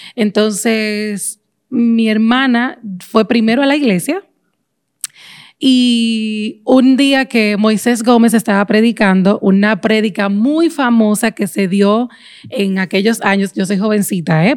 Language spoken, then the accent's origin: Spanish; Dominican Republic; born or raised there